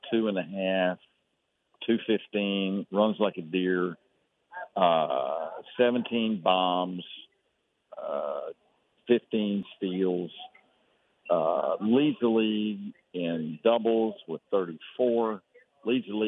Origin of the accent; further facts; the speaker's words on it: Fairfield, Texas, United States; also born or lived in Waco, Texas; I was raised over in Fairfield